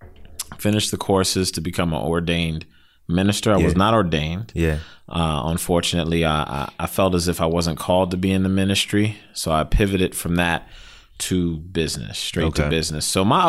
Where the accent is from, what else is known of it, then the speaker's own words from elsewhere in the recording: Silver Spring, Maryland, United States; Grew up in Silver Spring, from home, you know, born and raised in Montgomery County.